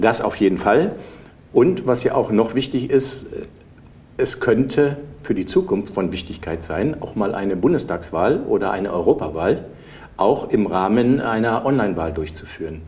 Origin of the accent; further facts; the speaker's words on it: Bad Driburg, North Rhine-Westphalia, Germany; ich komme aus Bad Triburg, bin Bankbetriebswirt